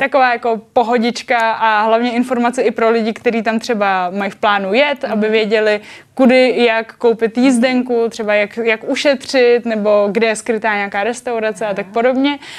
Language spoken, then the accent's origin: Czech; Czechia; also born or lived in Japan; říkám, že jsem Čech, eh, Čech v Japonsku a Japonec v Čechách